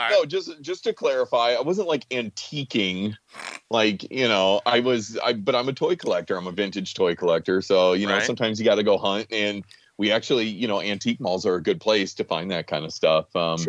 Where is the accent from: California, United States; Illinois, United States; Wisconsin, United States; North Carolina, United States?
North Carolina, United States; Greensboro; I grew up in Greensboro.